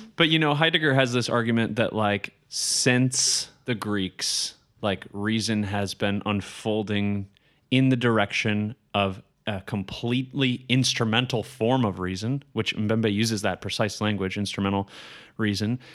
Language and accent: English; Colorado, United States; I grew up in Colorado.